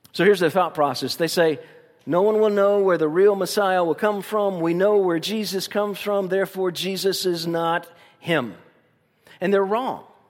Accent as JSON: {"language": "English", "town": "Tuscaloosa", "region": "Alabama", "country": "United States", "tie": "born or raised there", "also_born_or_lived": "Tampa, Florida", "moved": "yes", "said": "Tuscaloosa's my fondest memories as a, as a young person"}